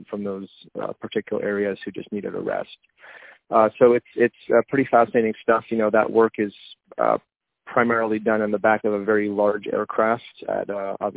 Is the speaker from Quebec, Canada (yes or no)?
yes; Montreal, Quebec, Canada; moved away as an adult; also born or lived in Côte Saint-Luc; now in Pennsylvania, United States; as a Canadian, you know, born and raised in Montreal for half my life and then moved to the United States